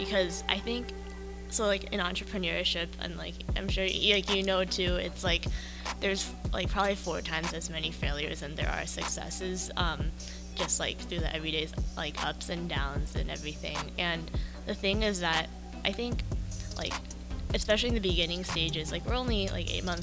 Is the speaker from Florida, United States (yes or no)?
no; Los Angeles, California, United States; moved away as an adult; now in Philadelphia, United States; I'm from Los Angeles, California, but I'm more in the suburbs